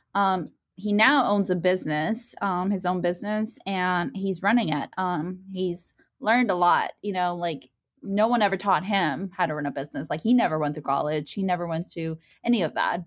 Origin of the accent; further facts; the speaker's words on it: León, Guanajuato, Mexico; now in United States; Soy de, uh, León, Guanajuato